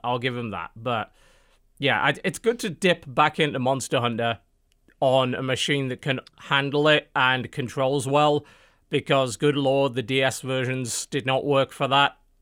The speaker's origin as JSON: {"language": "English", "country": "United Kingdom", "said": "I'm British"}